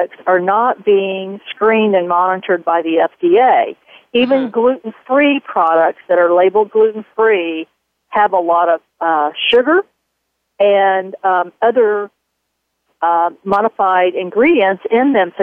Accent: the South, United States; moved away; I'm originally from the South

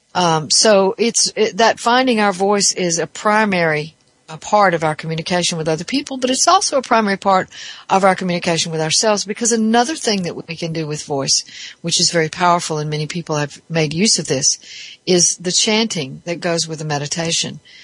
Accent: the South, United States; I'm from the South

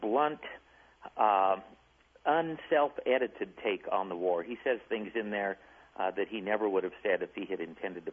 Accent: Colorado, United States; growing up in Colorado with no ties to the Civil War

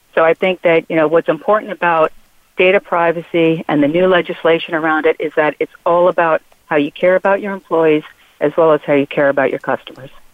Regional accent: Philadelphia, Pennsylvania, United States; I'm from Philadelphia

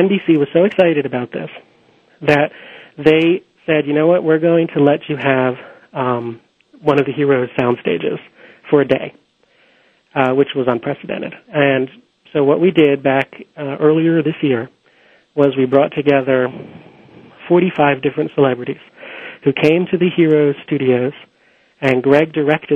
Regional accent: Philadelphia, Pennsylvania, United States; Philadelphia, which is my hometown

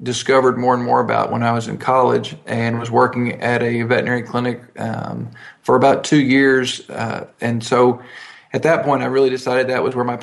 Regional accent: Texas, United States; also born or lived in Ohio; our family moved to Texas when I was about 6 months old. So the only recollection I have is of Texas

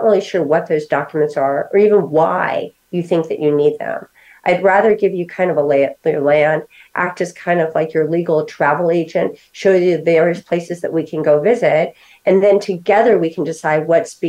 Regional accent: New York, United States; moved away; And I'm originally from New York.

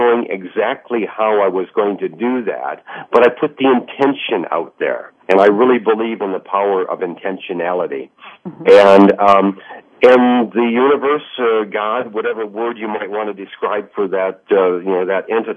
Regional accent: Michigan, United States; my home state of Michigan

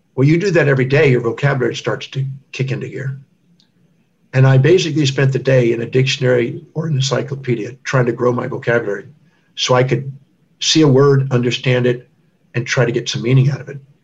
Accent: Houston, Texas, United States; I was born in 1954 in Houston, Texas

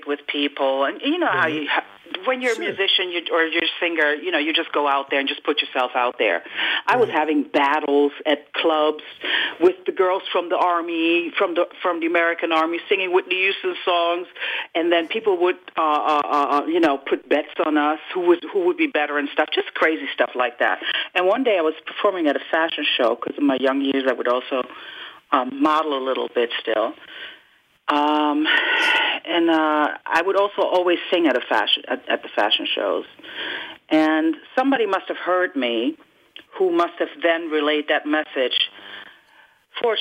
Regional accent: Germany; moved away; also born or lived in Netherlands / United States; I spent the first 6 years of my life in the Netherlands, and then my father, who happens to be an opera singer, had a job offer in Germany, so the entire family moved to Germany. And that's where I was pretty much raised for the rest of my young years

